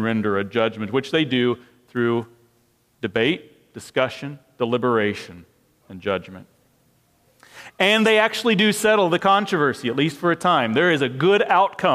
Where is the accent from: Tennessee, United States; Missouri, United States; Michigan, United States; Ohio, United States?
Missouri, United States; now in Bloomington, United States; I'm from Missouri